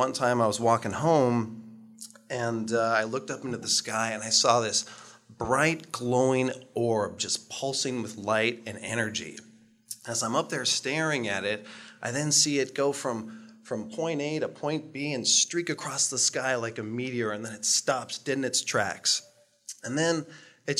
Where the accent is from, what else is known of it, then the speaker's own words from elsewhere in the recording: Utqiagvik, Alaska, United States; moved away as an adult; growing up in Barrow, Alaska